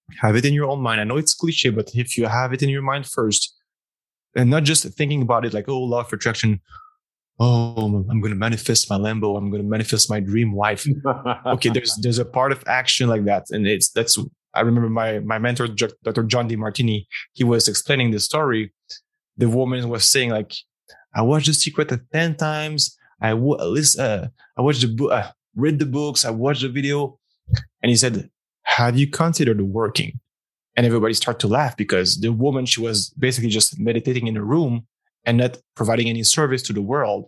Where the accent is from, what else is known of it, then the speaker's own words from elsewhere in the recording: Montreal, Quebec, Canada; moved away as an adult; also born or lived in former Soviet Union; Montreal. Beautiful Canada, Quebec, Canada, safe family, upper middle class, private education